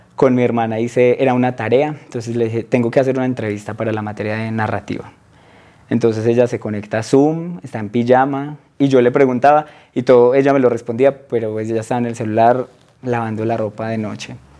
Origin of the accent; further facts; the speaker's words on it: Aguadas, Caldas, Colombia; moved away as an adult; also born or lived in Manizales / Soacha; now in Bogotá, Colombia; yo crecí en Aguadas